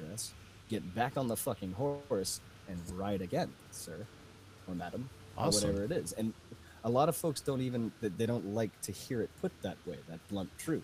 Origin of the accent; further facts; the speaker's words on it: Boston, Massachusetts, United States; now in Connecticut, United States; I'm hailing from Connecticut, but I'm a Boston boy, born and bred.